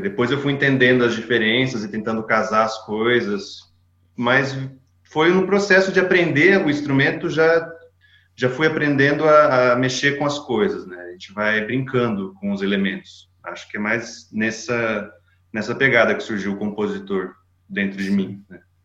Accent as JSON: {"language": "Portuguese", "town": "Campinas", "region": "São Paulo", "country": "Brazil", "tie": "born or raised there", "moved": "as an adult", "lives_now": "Toulouse, France", "said": "fiquei em Campinas quase minha vida inteira, né? Praticamente minha vida inteira vivi em Campinas. Cresci lá"}